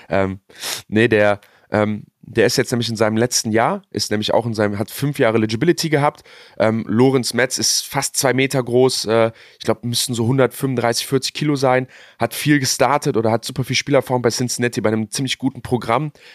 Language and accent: German; Germany; wir Deutschen